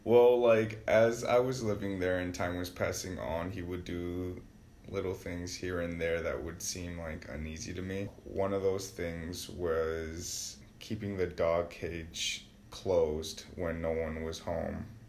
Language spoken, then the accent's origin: English; Wisconsin, United States; I was born and raised in Wisconsin, born on the south side, and I just recently moved to the east side